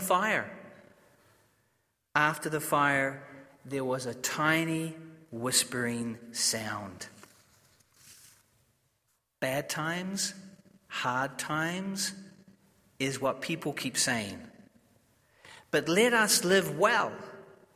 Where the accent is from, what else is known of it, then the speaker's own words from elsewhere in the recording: New Zealand; I'm from New Zealand, I'm not from Australia